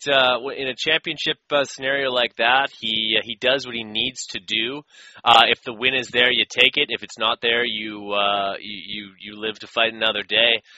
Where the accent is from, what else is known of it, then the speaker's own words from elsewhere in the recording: Canada; I'm from Canada